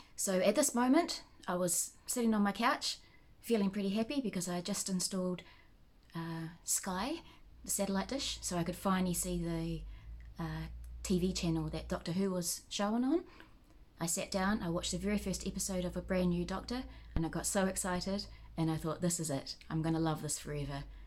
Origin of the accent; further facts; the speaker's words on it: New Zealand; I'm a Kiwi